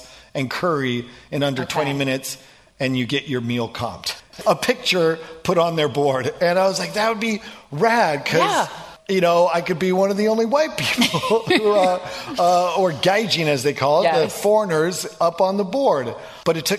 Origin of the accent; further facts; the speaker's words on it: Oregon, United States; also born or lived in Los Angeles; now in Washington, United States; I grew up in Oregon